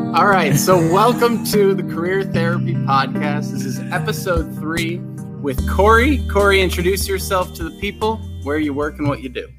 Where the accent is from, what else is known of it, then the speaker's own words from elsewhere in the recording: Arlington Heights, Illinois, United States; I grew up in Arlington Heights